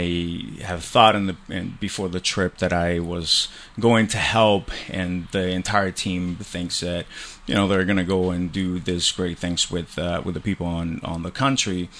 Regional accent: Colombia; moved away; I grew up in Colombia. So I'm an immigrant from Colombia

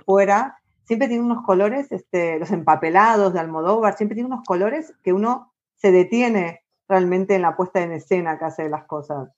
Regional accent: Argentina; moved away as an adult; also born or lived in Ireland; now in Spain; cuando salí de Argentina me fui a Irlanda

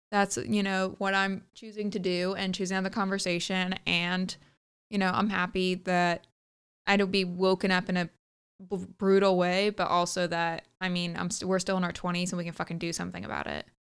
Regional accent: the South, United States; growing up in the South

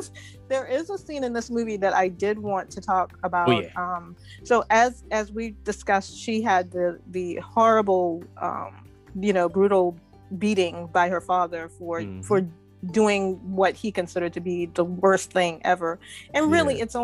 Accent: the South, United States; growing up in the South

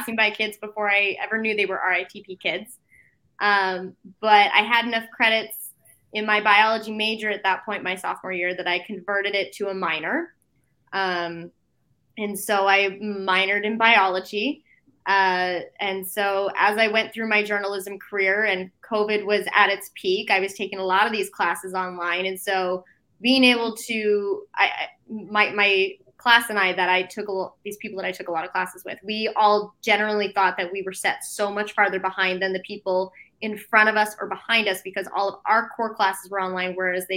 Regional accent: Washington, United States; moved away as an adult; also born or lived in Arizona; I'm from Washington State, born and raised there. I grew up there 18 years of my life

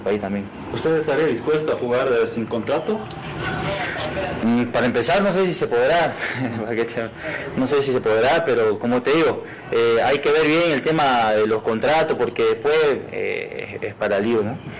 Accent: Santa Cruz de la Sierra, Santa Cruz, Bolivia; moved away; soy de Santa Cruz y también me, eh, me, asusta porque tengo la familia allá también

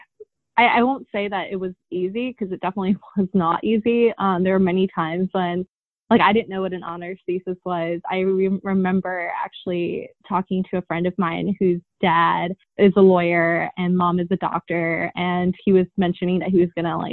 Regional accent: Long Island, New York, United States; also born or lived in Queens, New York; I was born in Queens. And then my parents actually moved us to Long Island

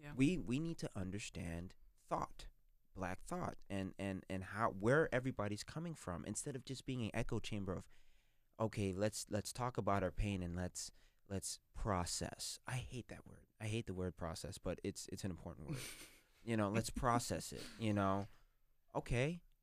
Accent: United States; I mean, I count myself as a American through and through. Like I would fight and die for this country.

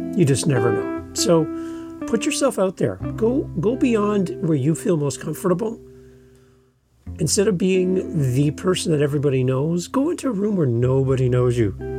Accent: Canada; We're both Canadian podcasters

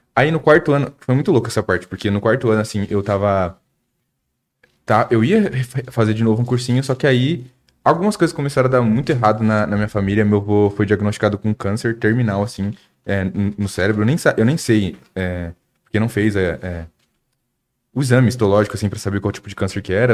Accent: Suzano, São Paulo, Brazil; eu sou de Suzano

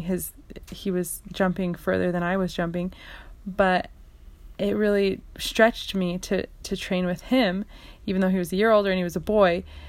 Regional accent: Canada; I lived in Canada and I, I grew up in Canada

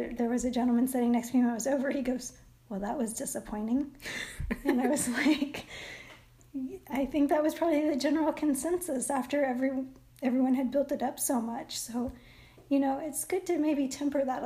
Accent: Midwest, United States; I grew up in the Midwest where there were a lot of dandelions

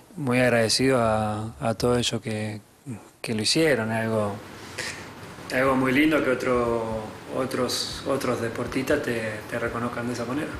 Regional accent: Argentina; now in Paris, France; cuando volvimos a Argentina

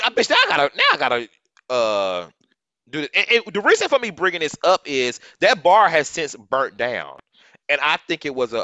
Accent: Fort Worth, Texas, United States; Fort Worth, my hometown

